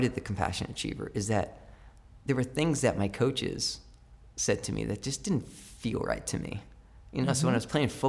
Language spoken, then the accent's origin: English; Brookfield, Connecticut, United States; also born or lived in New York City; I learned to read, and the love of reading happened in that library when I moved from New York City to Brookfield